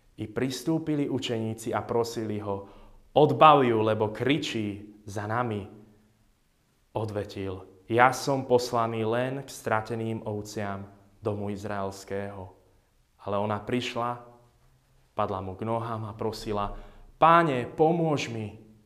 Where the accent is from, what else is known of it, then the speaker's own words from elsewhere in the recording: Jasenová, Žilina Region, Slovakia; moved away; nás v Jasenovej, odkiaľ pochádzam, volajú mačkári, lebo v dedine máme kopu mačiek.